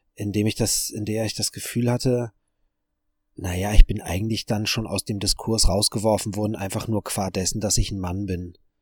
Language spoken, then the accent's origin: German; Germany; als Deutscher